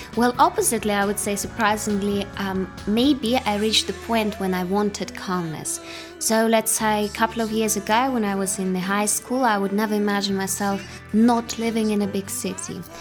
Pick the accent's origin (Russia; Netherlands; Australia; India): Russia; Saint Petersburg; moved away as an adult; now in Trento, Italy; I come from Russia, fabulous city St. Petersburg